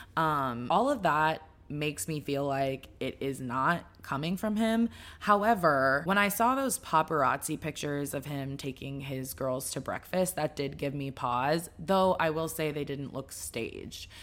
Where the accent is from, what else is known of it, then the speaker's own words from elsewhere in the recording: Dallas, Texas, United States; I'm from Dallas